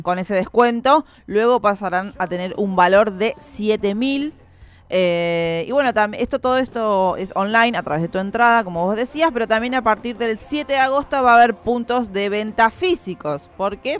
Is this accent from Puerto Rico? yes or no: no; La Plata, Buenos Aires Province, Argentina; quienes somos platenses